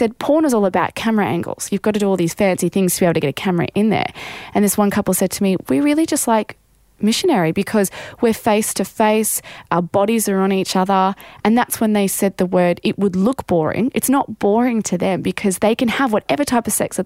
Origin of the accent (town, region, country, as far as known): Australia